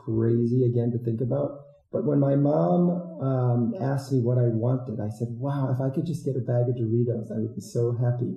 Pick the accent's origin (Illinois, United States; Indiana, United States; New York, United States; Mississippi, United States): Illinois, United States; a smaller town in; also born or lived in Iowa / Madagascar; I'm from the Midwest, a smaller town in Illinois.